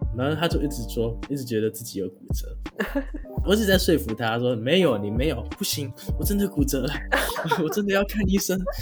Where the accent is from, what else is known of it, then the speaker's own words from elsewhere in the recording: Taiwan; moved away; 我身为一个台湾人，我不会讲韩文